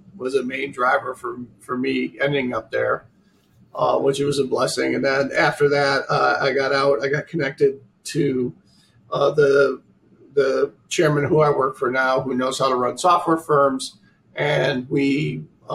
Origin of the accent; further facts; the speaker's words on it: Oswego, New York, United States; growing up in Oswego, New York, which we just talked about, way upstate New York, 160 inches of snow a year.